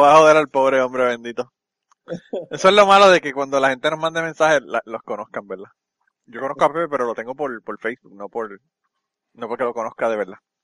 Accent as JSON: {"language": "Spanish", "town": "Utuado", "country": "Puerto Rico", "tie": "born or raised there", "said": "mi pueblo de Utuado"}